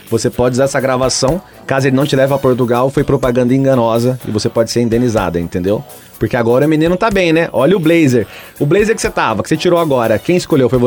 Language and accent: Portuguese; Lagoa Seca, Paraíba, Brazil; Não, sou paraibano, sou de uma cidadezinha chamada Lagoa Seca, tem 30 mil habitantes